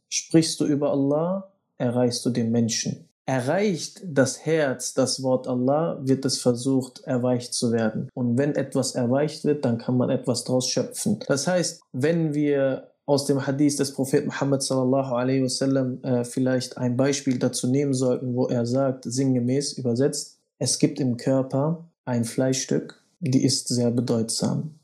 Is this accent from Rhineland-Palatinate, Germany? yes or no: no; Bielefeld, North Rhine-Westphalia, Germany; Ich komme aus Bielefeld